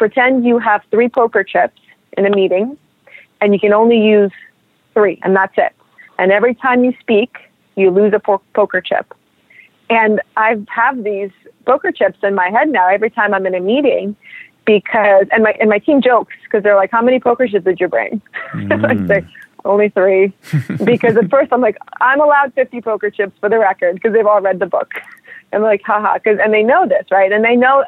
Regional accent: New York City, New York, United States; also born or lived in Russia; I'm a New Yorker and I'm a Russian person

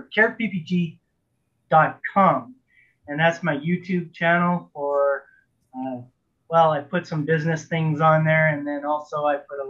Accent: Canada; I'm a Canadian pilot

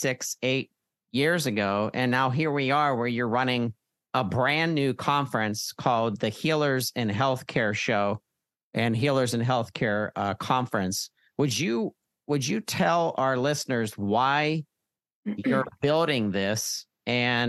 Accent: Pittsburgh, Pennsylvania, United States; a fellow Pittsburgher, a Yinzer.

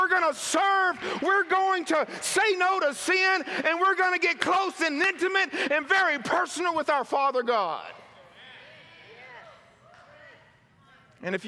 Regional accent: Mississippi, United States; moved away as an adult; now in California, United States; where I was raised in Mississippi

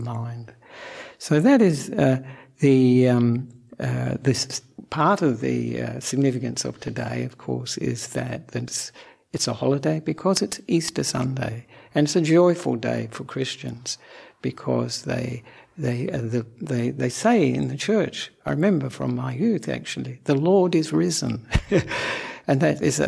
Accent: Perth, Western Australia, Australia; also born or lived in Sri Lanka; now in Melbourne, Australia; I'm an Australian monk who was born in Perth

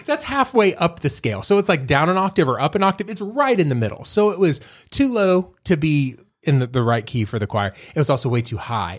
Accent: Fort Worth, Texas, United States; I'm from Fort Worth

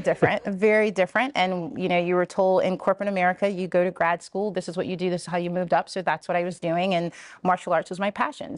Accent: Richmond, Virginia, United States; moved away; also born or lived in Columbia, Maryland; this is my hometown.

